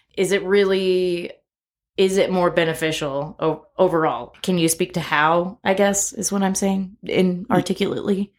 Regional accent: Corpus Christi, Texas, United States; now in Lubbock, United States; growing up in Corpus

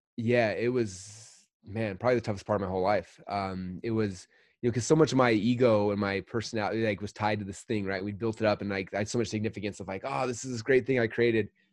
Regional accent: Utah, United States; I grew up in Utah

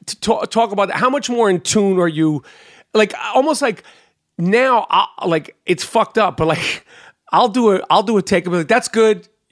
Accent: New York City, New York, United States; I'm from Brooklyn

